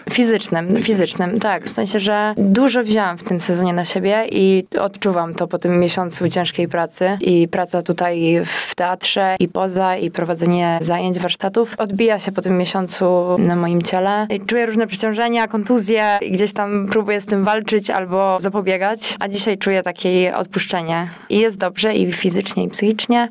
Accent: Łódź, Łódź Voivodeship, Poland; zawsze będę dumna z tego, że jestem z Łodzi.

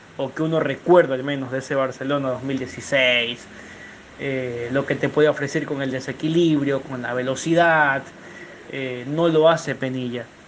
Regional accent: Ecuador; como ecuatorianos

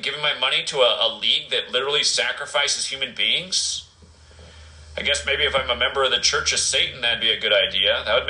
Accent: Portland, Oregon, United States; being a kid and growing up in Portland

